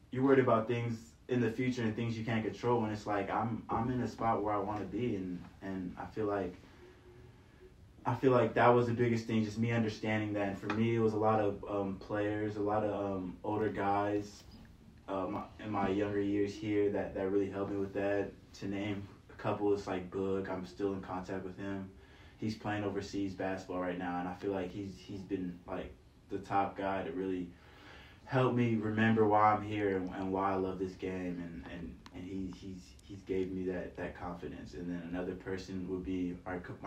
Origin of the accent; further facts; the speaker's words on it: Nigeria; now in San Francisco, United States; I'm from Nigeria